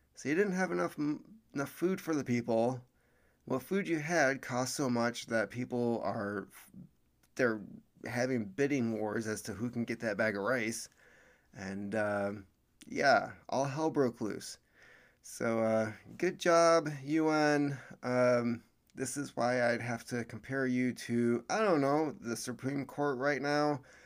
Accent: United States

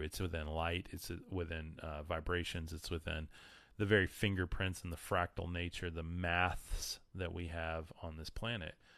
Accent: West Texas, United States; I'm from West Texas

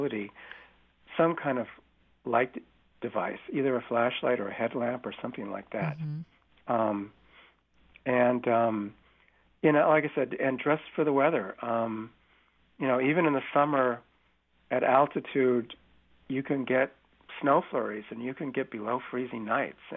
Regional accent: California, United States; I've lived in the Bay Area and I grew up in California

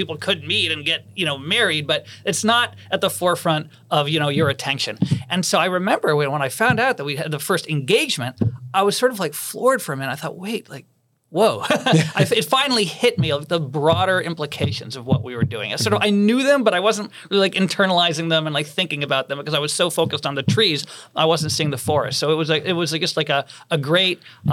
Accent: Boston, Massachusetts, United States; when I was a kid growing up in Boston

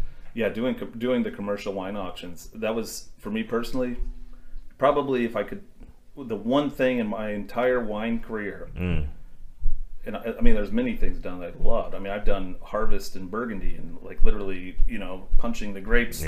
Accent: Indiana, United States; I grew up in Indiana

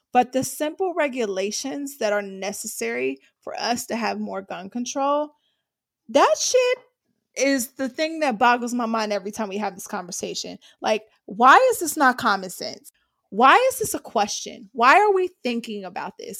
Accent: Ohio, United States; I'm from Ohio.

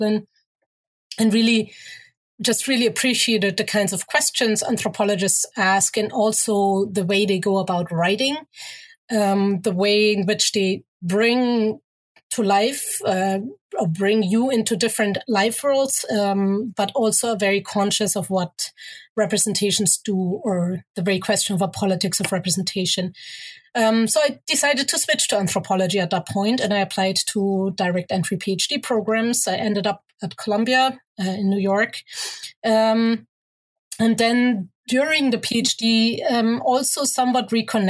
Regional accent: Germany; also born or lived in Egypt; growing up in Germany, but going to Egypt pretty much every year, which is where my mother is from

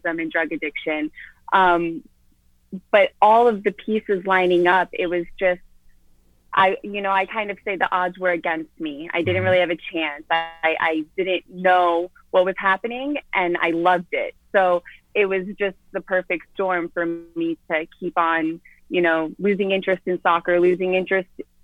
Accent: Wellington, Florida, United States; I was born and raised in Florida. I'm from Wellington, Florida, to be exact

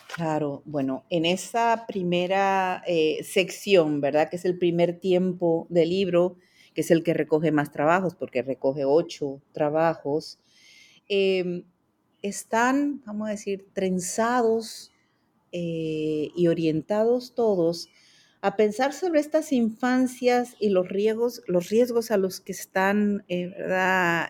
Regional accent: Mexico; moved away as an adult; also born or lived in France; now in Puerto Rico; yo soy mexicana de nacimiento. Allá hice mis primeros estudios de psicología

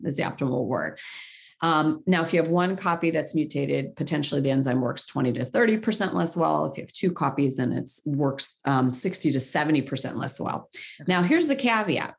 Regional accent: Cleveland, Ohio, United States; also born or lived in Middle East; I'm from Cleveland, where it's the home to the Rock and Roll Hall of Fame

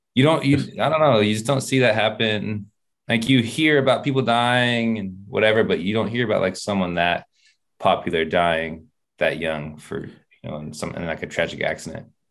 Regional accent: Sacramento, California, United States; I'm from Sacramento, so we had the Kings out there

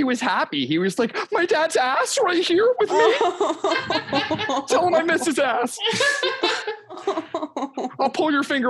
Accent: New Jersey, United States; Yeah, I'm from South Jersey.

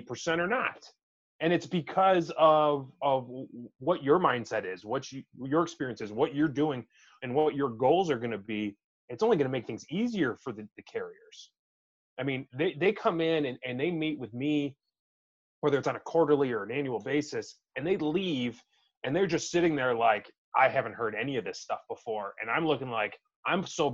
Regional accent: New York, United States; being another New Yorker

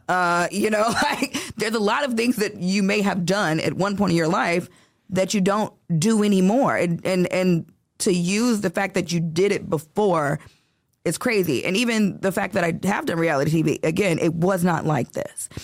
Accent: Chicago, Illinois, United States; now in Los Angeles, United States; born and raised in Chicago

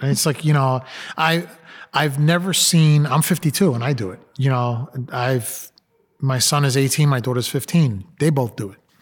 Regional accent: New York City, New York, United States; I'm a Latino, I grew up in Brooklyn

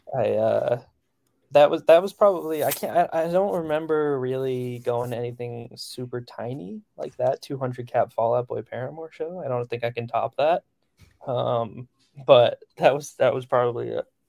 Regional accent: central New Jersey, United States; moved away; also born or lived in Nashville; I grew up, like, in central Jersey

